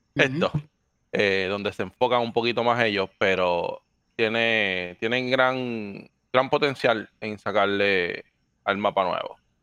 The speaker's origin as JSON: {"language": "Spanish", "country": "Dominican Republic", "tie": "born or raised there", "also_born_or_lived": "Puerto Rico", "accent": "Dominican", "moved": "yes", "lives_now": "Florida, United States", "said": "soy natural de República Dominicana. viví en Puerto Rico 10 años"}